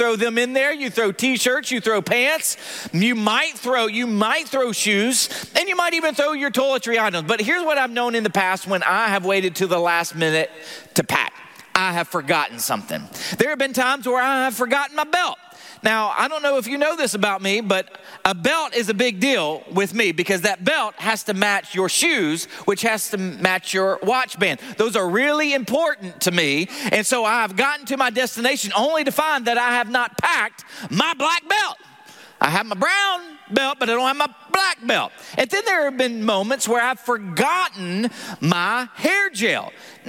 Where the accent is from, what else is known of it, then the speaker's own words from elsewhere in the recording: the South, United States; accent: Southern; as I read the genealogy of Jesus with my southern accent, you cannot make fun of the way I pronounce some of these words, okay?